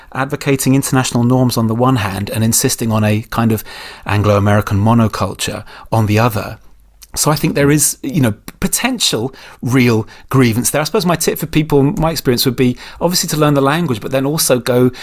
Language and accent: English; United Kingdom; as Brits